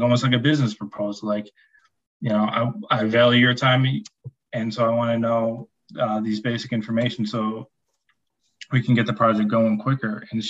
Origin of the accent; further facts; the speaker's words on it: Chicago, Illinois, United States; I'm from Chicago